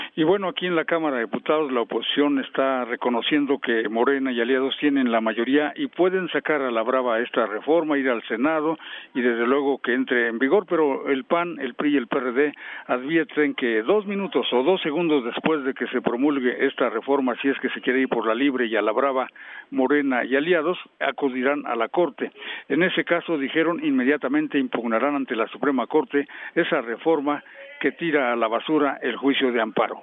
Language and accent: Spanish; near Tlalpujahua, Michoacán, Mexico; moved away; Yo, yo vivía en una ranchería, sabes por dónde soy yo, de Tlalpujagua, cerca de ahí a 20 kilómetros, una ranchería en donde tenía un radio de pilas